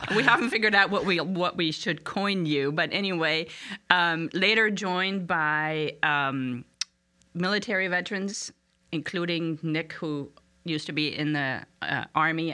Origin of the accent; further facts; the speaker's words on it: Frankfurt, Hesse, Germany; moved away as an adult; now in Harrisonburg, United States; I was born in Frankfurt, Germany